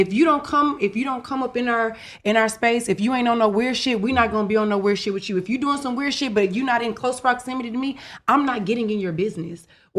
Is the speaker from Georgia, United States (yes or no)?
yes; Clayton County, Atlanta, Georgia, United States; I grew up on the South Side. I grew up in Clayton County.